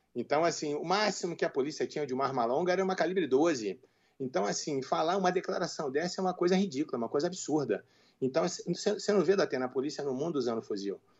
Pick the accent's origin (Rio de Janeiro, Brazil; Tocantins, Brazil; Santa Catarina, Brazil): Rio de Janeiro, Brazil; now in Minas Gerais, Brazil; eu sou carioca, embora mais de 30 anos aqui em Minas